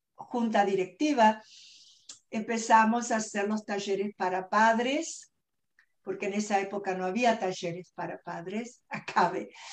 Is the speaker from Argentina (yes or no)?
yes; Argentina; moved away as an adult; also born or lived in New York / Los Angeles; now in California, United States; yo nací en Argentina y vine a este país eh, bien jovencita, con muy poquito inglés